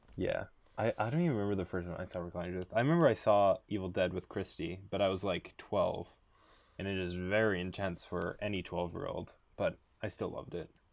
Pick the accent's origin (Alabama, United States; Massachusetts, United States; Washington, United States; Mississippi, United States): Massachusetts, United States; Boston; I'm from Boston, I guess I'm a fake Bostonian.